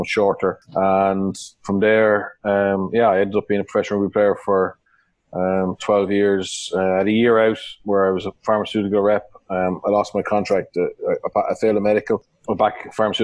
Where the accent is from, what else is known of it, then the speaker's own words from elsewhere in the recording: Wicklow-Carlow border, near Tullow and Shillelagh, Leinster, Ireland; I grew up on the Wicklow-Carter border, 5 miles from Tullow, 5 miles from a place called Shillelagh. My father's a cattle dealer, so I grew up on a farm